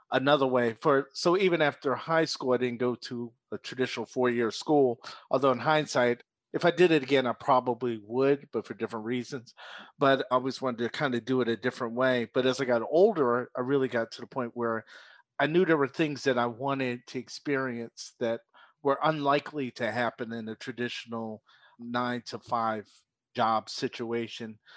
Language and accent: English; Philadelphia, Pennsylvania, United States; moved away; also born or lived in South Jersey; born and raised in Philadelphia, but spent twenty-six years in South Jersey